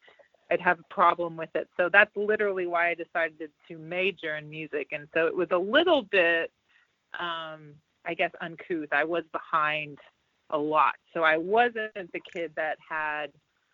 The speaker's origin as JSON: {"language": "English", "town": "Dallas", "region": "Texas", "country": "United States", "tie": "born or raised there", "moved": "yes", "lives_now": "Los Angeles, United States", "said": "I grew up in Texas"}